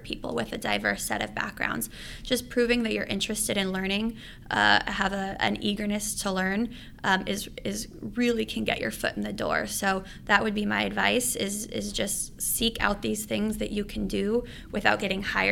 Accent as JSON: {"language": "English", "town": "Los Angeles", "region": "California", "country": "United States", "also_born_or_lived": "San Francisco", "moved": "as an adult", "said": "I was originally from Los Angeles"}